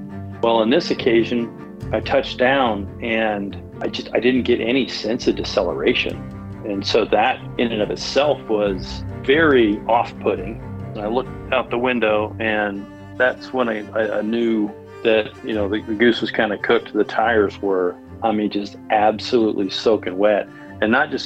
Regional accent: southeastern Idaho, United States; growing up in Idaho, we grew up in a very rural section in southeastern

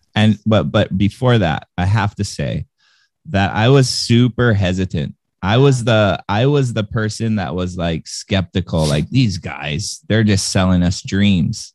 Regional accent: Hawaii, United States; born or raised there

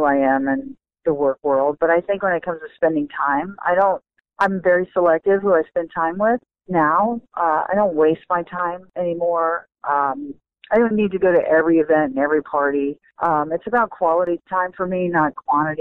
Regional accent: Bradenton, Florida, United States; I'm from there. I'm from Bradenton, Florida

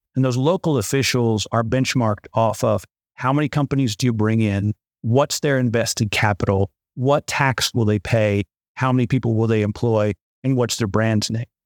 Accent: Southwest Missouri, United States; moved away as an adult; also born or lived in Germany / Kaohsiung, Taiwan; now in Beijing, China; I'm actually from Southwest Missouri, rural Missouri.

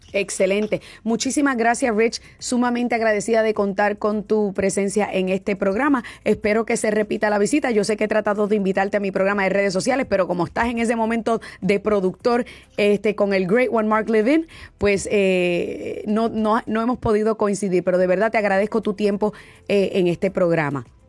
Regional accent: Puerto Rico; como puertorriqueña

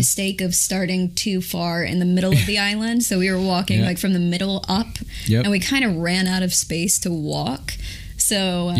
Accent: the South, United States; You know, I'm from the South, and there's a lot of outdoors activities.

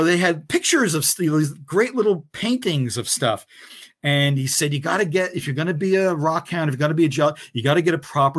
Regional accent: Newark, New Jersey, United States; I grew up in the Ironbound section of Newark, New Jersey, and then mm-hmm. Kearney across the river, you know, very urban.

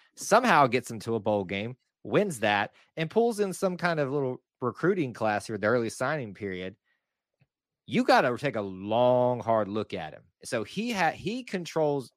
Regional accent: Montgomery, Alabama, United States; moved away; also born or lived in Atlanta, Georgia; I'm from Macon East Montgomery Academy. Well, that's what it was called. Macon East Academy, right outside of Montgomery, Alabama

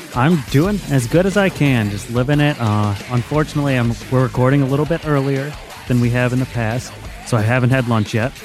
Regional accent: United States; as an American

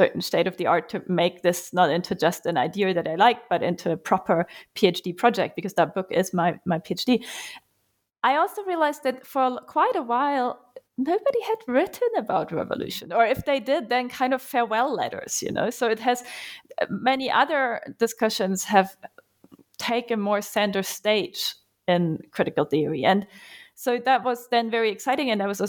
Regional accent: Germany; English is a second language; I'm from Germany. Most of my academic training was spent there. I have spent some time in Cambridge and at the New School as well, though. And I've actually grown up very far away from the university on a little farm doing stuff in the fields and with horses.

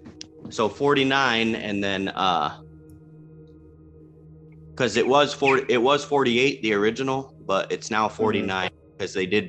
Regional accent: California, United States; I'm from California.

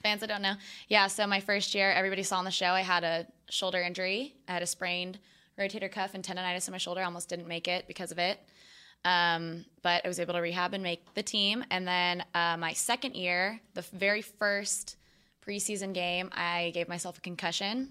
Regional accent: Austin, Texas, United States; moved away as an adult; also born or lived in Hawaii; grew up in Austin, but went to college in Hawaii

